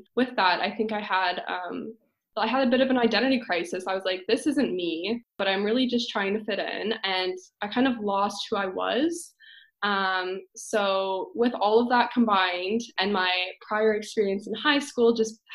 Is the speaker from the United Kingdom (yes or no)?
no; London, Ontario, Canada; also born or lived in Waterloo, Ontario; I'm from London. So I ended up going to Laurier, which was about like an hour and a half in Waterloo away from London